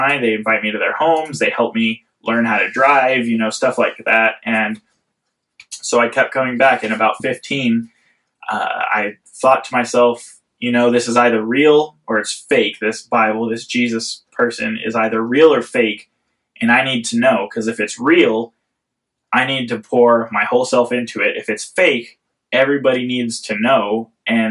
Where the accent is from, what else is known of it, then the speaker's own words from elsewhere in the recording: Central California, United States; I grew up in Central California.